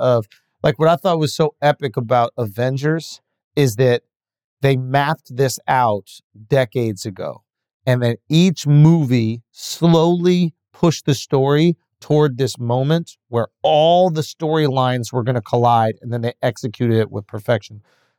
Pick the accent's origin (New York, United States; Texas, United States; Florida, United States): New York, United States; New York City; I'm from New York. I'm born and raised in New York.